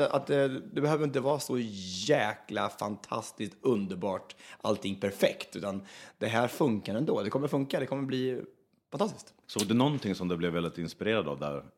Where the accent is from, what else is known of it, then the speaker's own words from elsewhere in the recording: Östansjö, Örebro County, Sweden; jag kommer från Östansjö egentligen. Det ligger utanför Hallsberg en mil ungefär